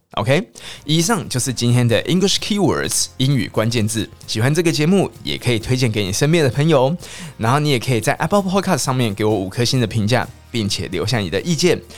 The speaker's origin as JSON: {"language": "Chinese", "country": "Taiwan", "said": "虽然我们台湾人是没有想要征服中国啦"}